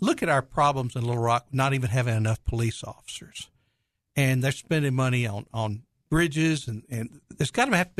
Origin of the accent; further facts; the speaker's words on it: Conway, Arkansas, United States; Conway is my hometown. That's where I grew up.